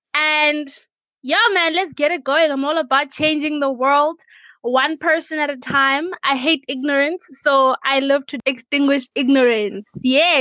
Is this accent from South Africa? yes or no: yes; Limpopo, South Africa; I'm from Africa.